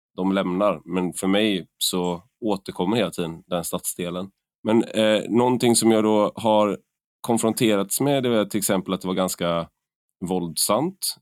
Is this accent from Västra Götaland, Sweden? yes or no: yes; Gothenburg, Västra Götaland, Sweden; accent: göteborgska; moved away as an adult; jag flyttade från Göteborg 2004